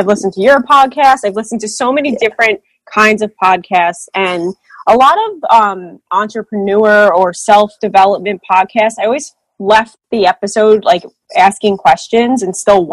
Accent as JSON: {"language": "English", "region": "New Jersey", "country": "United States", "said": "I'm from New Jersey"}